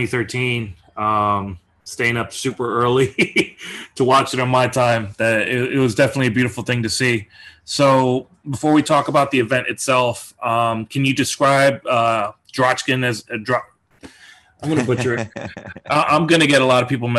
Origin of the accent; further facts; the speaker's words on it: United States; I'm American